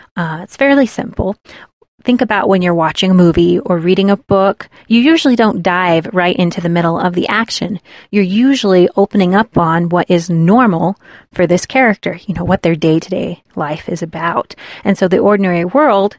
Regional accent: United States; we as Americans

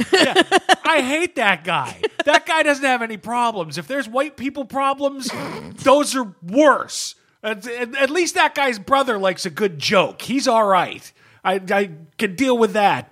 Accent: United States; I'm an American

